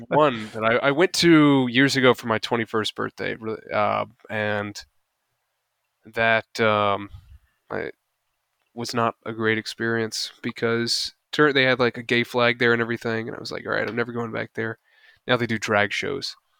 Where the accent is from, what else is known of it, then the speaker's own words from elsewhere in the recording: the South, United States; I'm from the South.